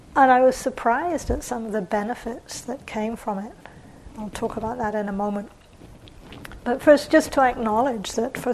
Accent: England, United Kingdom; born or raised there; also born or lived in New Zealand

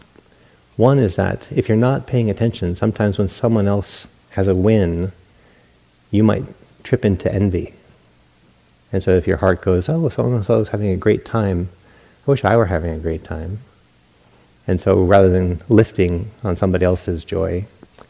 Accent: New England, United States; now in California, United States; Growing up in New England, because of those bitter winters and that Yankee mentality, good news was shared

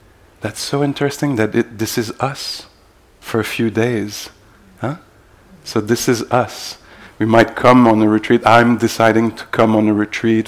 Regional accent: Montreal, Quebec, Canada; I'm from Montreal, where I teach also

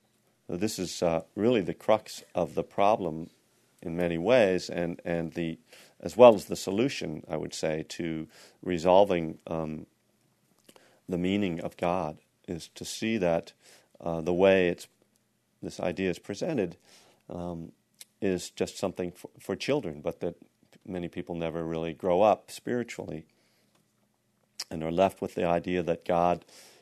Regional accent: Texas, United States; everybody back in my hometown in Texas are praying for my team.

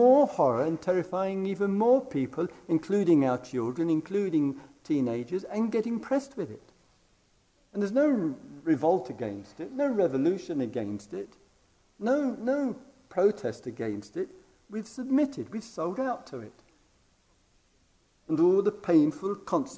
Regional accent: England, United Kingdom; being English and from the other side of the pond

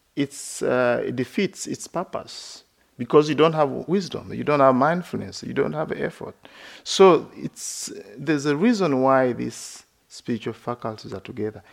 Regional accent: Uganda; moved away as an adult; also born or lived in West Virginia; I grew up in Uganda.

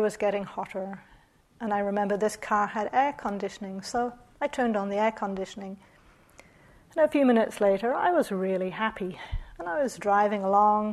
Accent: New Zealand; moved away; also born or lived in Australia; I'm from New Zealand

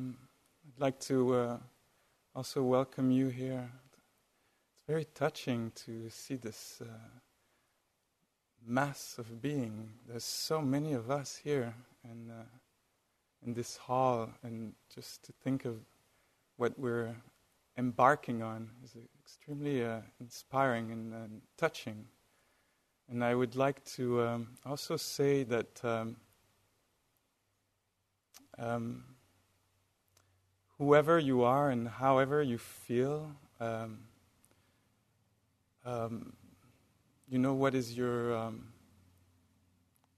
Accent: France; accent: French; with my French accent.

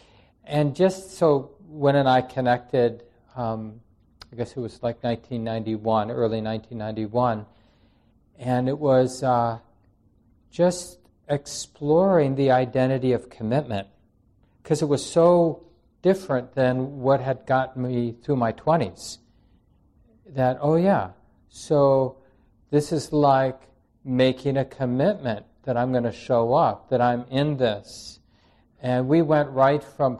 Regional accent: Minneapolis, Minnesota, United States; moved away as an adult; also born or lived in New York City; I never wanted to come back to Minneapolis. I grew up in Minneapolis

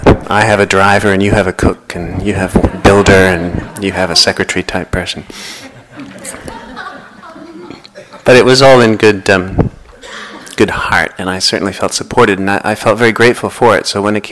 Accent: Boston, Massachusetts, United States; moved away; I'm originally from the Boston area

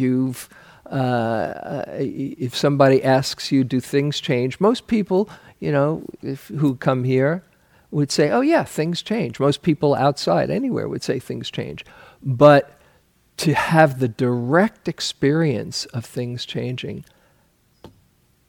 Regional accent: New York City, New York, United States; I grew up in New York City, and people there often live in superlatives

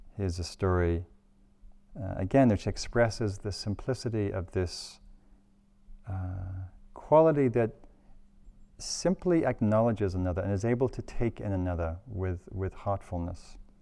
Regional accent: England, United Kingdom; now in California, United States; I'm English

